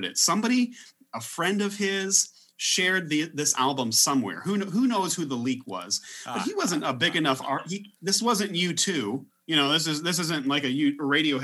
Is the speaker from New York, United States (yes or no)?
no; Illinois, United States; I'm from Illinois